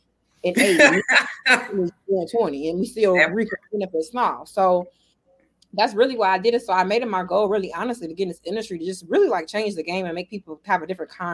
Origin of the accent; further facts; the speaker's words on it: Chicago, Illinois, United States; moved away as an adult; now in Las Vegas, United States; Originally born and raised in Chicago, Illinois